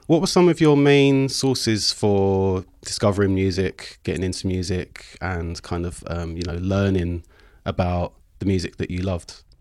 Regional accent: London, United Kingdom; growing up in South

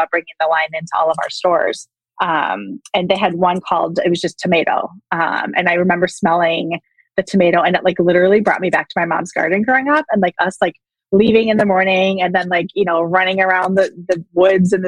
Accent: Wisconsin, United States; moved away as an adult; now in Arizona, United States; I live in Arizona now, but I was born and raised in Wisconsin.

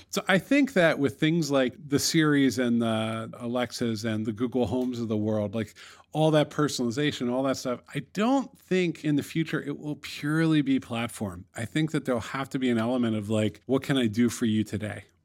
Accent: New York City, New York, United States; It's my hometown

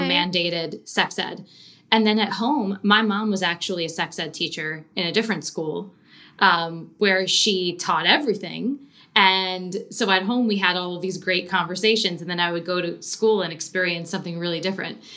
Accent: Long Island, New York, United States; I grew up on Long Island

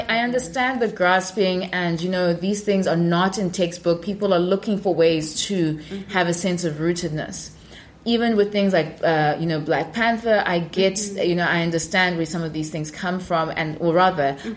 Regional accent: South Africa; moved away as an adult; now in United States; black African um, in South Africa

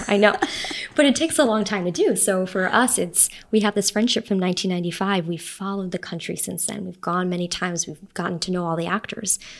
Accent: New York City, New York, United States; moved away as an adult; also born or lived in Salt Lake City, Utah; now in Rome, Italy; I was born in Salt Lake, but I grew up mostly um, in New York City and on Long Island

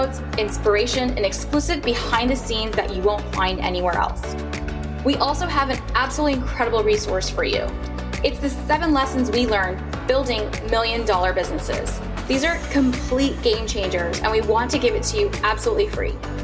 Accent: Pakistan; as a Pakistani woman

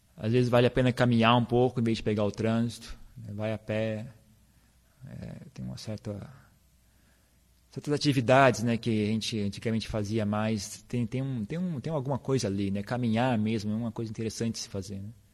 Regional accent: Brazil; a gente é brasileiro

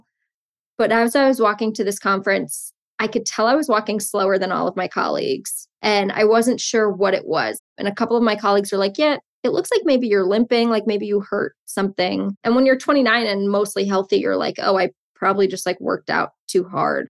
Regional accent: Potomac, Maryland, United States; moved away as an adult; also born or lived in Lehigh; now in New York City, United States; I grew up in Potomac, which has a large Jewish population

